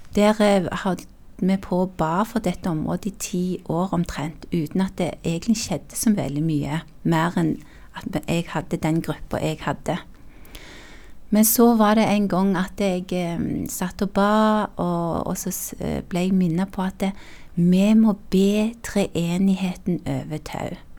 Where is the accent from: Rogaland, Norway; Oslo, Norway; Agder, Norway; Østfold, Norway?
Rogaland, Norway; Tau; born or raised there; also born or lived in South Korea